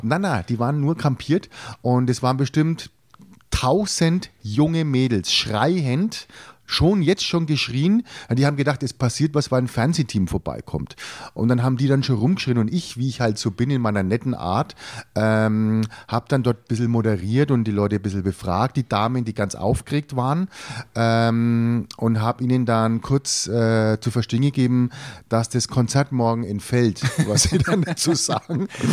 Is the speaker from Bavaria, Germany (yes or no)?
yes; Franconia, Bavaria, Germany; als Franke